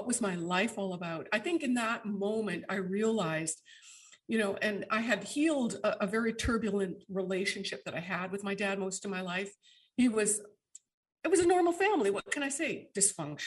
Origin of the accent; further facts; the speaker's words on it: Canada; moved away; all of my Canadian friends, my kins, because I hail from Canada originally